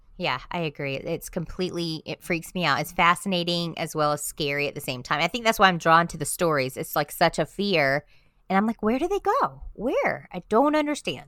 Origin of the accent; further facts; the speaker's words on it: South Florida, United States; moved away; I grew up in South Florida, I'm just a Florida girl at heart.